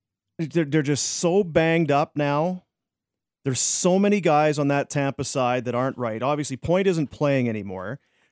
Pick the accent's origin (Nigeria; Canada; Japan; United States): Canada; I'm a Canadian kid, and the boys, and my heart's breaking.